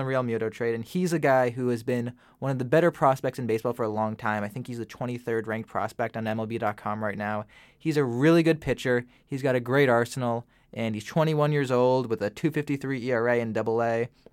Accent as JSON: {"language": "English", "town": "St. Louis", "region": "Missouri", "country": "United States", "said": "I'm from Saint Louis"}